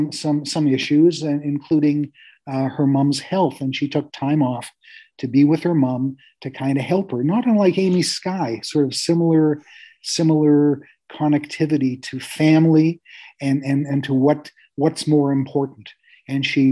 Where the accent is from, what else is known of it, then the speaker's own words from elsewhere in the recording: Canada; I'm happy in my space as a Jew and as a Canadian.